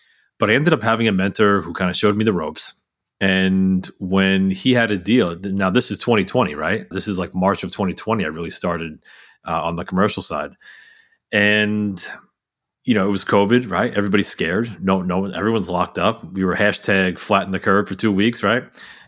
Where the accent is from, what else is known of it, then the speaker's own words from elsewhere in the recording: New York, United States; I grew up just outside of New York City and in a very modest household.